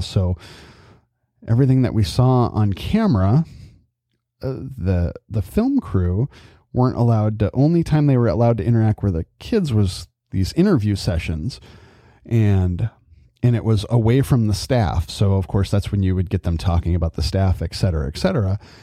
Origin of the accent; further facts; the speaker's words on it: California, United States; also born or lived in Adirondacks, New York; growing up in California